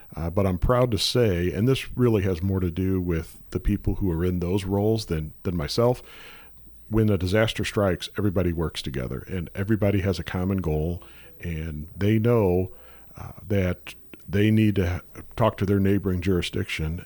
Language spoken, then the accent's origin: English; St. Louis, Missouri, United States; Born and raised in Saint Louis. Uh, spent, uh, again, all my life here